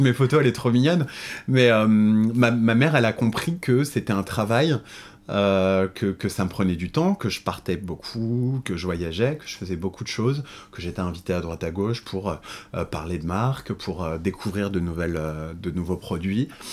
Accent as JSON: {"language": "French", "area": "Paris suburbs", "region": "Île-de-France", "country": "France", "tie": "born or raised there", "lives_now": "Paris, France", "said": "je suis né en banlieue parisienne. Euh, j'ai grandi"}